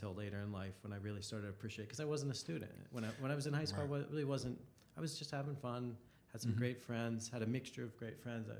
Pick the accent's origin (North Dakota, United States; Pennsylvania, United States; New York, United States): Pennsylvania, United States; Monongahela; So I grew up in Monongahela, PA, which is 40 miles south of Pittsburgh.